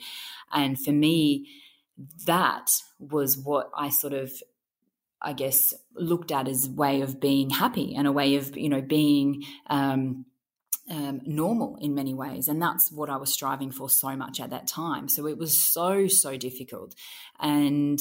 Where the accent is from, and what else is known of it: Grafton, New South Wales, Australia; born or raised there